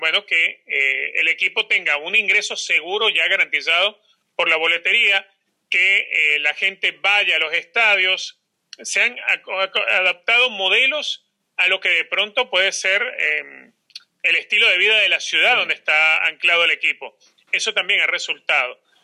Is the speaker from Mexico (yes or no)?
no; Caracas, Capital District, Venezuela; now in United States; por ser caraqueño soy fanático de Táchira.